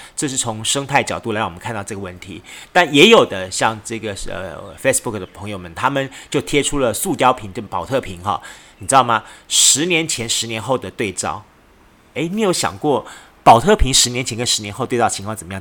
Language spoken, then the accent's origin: Chinese; southern Taiwan, Taiwan; 对于我们南部人来说